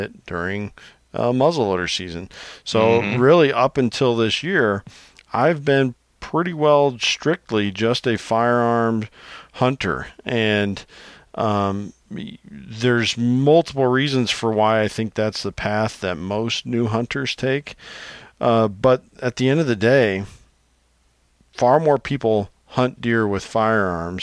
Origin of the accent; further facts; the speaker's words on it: Illinois, United States; growing up in Illinois